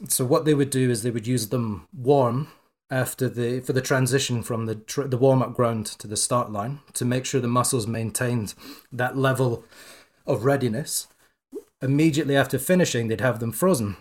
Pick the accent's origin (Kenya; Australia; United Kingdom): United Kingdom; Scotland; I'm Scottish